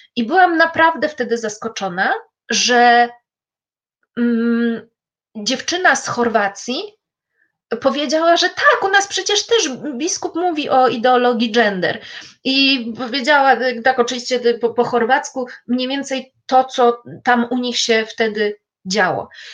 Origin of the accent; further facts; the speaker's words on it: Poland; ja z Polski